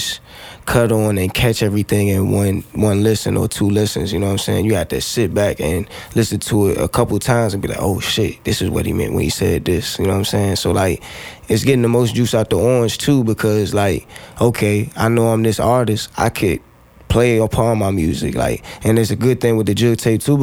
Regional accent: Fredericksburg, Virginia, United States; moved away as an adult; also born or lived in 757 area (Hampton Roads), Virginia; I'm from Fredericksburg.

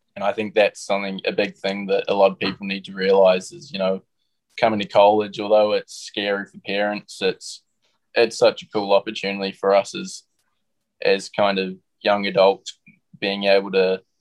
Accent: New Zealand; moved away as an adult; us kids coming growing up in New Zealand

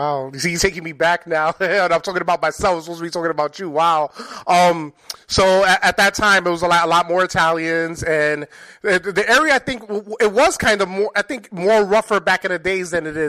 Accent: New York City, New York, United States; moved away; I'm originally from New York City myself in Spanish Harlem.

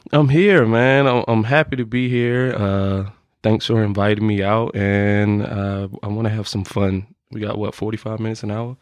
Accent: Norfolk, Virginia, United States; also born or lived in Chesapeake; I'm from Norfolk. Uh, I went to two high schools. I went to Maury High School and I went to Deep Creek High School.

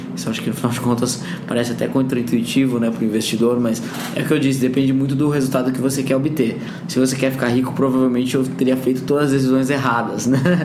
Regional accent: Bragança Paulista, São Paulo, Brazil; Eu tive uma bolsa de estudos numa escola particular lá em Bragança, né? Onde eu cresci

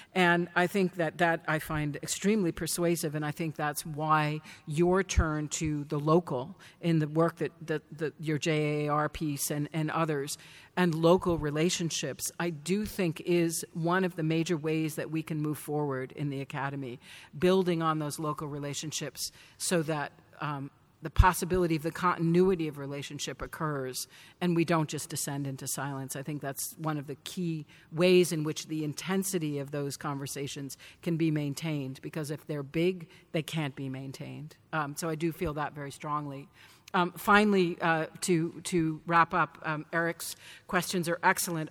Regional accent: Danvers, Massachusetts, United States; Salem, where I grew up

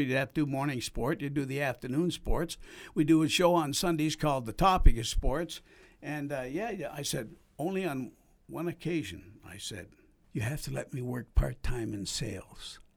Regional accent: Edmonton, Alberta, Canada; also born or lived in Toronto; I decided to come back to Edmonton because it was home.

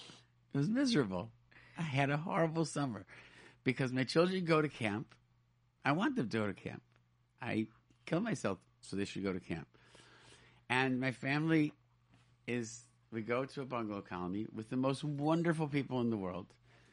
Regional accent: Rochester, New York, United States; I grew up in Rochester, New York, and there was no yeshiva. There's no high school.

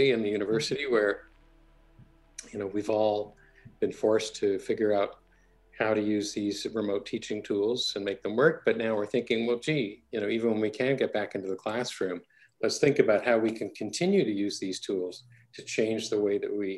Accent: Toronto, Ontario, Canada; also born or lived in Edmonton / Berkeley / Cambridge, Massachusetts; I was born in Edmonton, but my family moved to Toronto when I was about two. And then kind of I grew up in and around Toronto for grade school and high school.

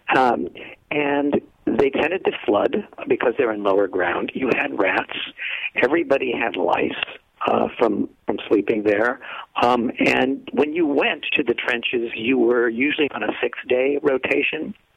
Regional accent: downstate Illinois, United States; I'm from downstate Illinois

